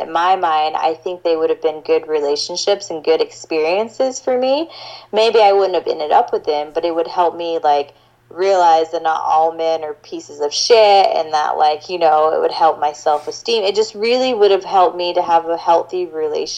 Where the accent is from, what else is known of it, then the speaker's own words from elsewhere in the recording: South Georgia, United States; I grew up in South Georgia